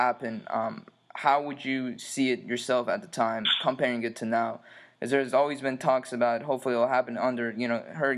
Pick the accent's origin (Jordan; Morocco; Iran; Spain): Iran; now in United States; even myself living in the States was something I admire, even growing up in Iran and moving here.